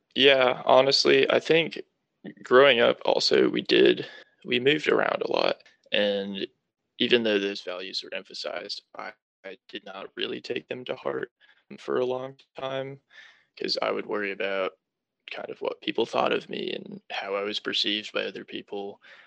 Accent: Charlotte, North Carolina, United States; also born or lived in New Hampshire; So, I was born in New Hampshire but I moved down to North Carolina and have been living in the Charlotte area ever since I was four.

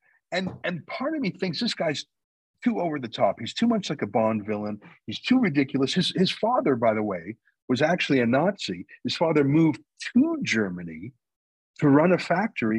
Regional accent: Canada; I'm a Canadian

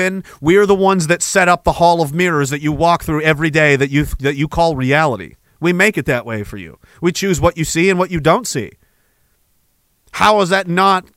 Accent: Nova Scotia, Canada; Small town, Nova Scotia, in the middle of nowhere, fishing village.

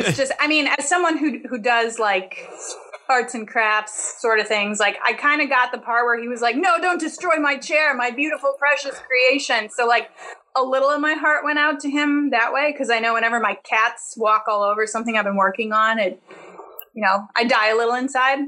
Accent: United States; As an American

